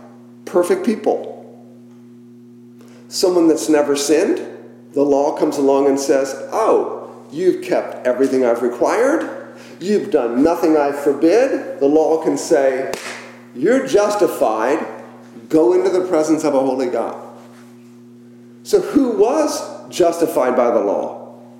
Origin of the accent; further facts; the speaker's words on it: McLean, Virginia, United States; the home I grew up in around the Beltway in McLean